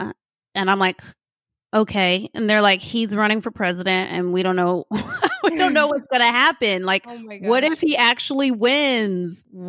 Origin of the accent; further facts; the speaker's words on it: Austin, Texas, United States; I grew up in Austin, Texas, in a low income, high crime, primarily Mexican American neighborhood.